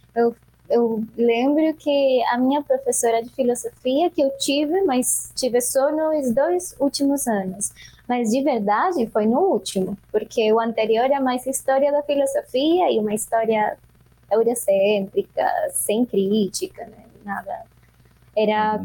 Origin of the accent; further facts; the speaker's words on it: Bogotá, Colombia; Portuguese is a second language; moved away as an adult; now in Brazil; Eu venho da Colômbia e mais especificamente da Bogotá, de Bogotá. Eu nasci na Cordilheira Oriental da, dos Andes, que é onde fica o altiplano né, da, de Bogotá